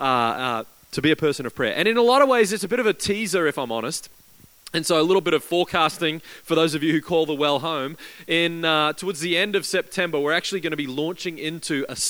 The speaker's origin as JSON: {"language": "English", "region": "Queensland", "country": "Australia", "tie": "born or raised there", "moved": "yes", "lives_now": "Christchurch, New Zealand", "said": "I grew up in Queensland, where over in Australia"}